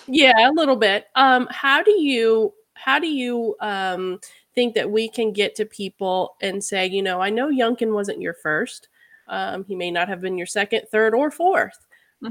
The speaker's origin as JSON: {"language": "English", "town": "Charlottesville", "region": "Virginia", "country": "United States", "tie": "born or raised there", "said": "I was born and raised in Virginia"}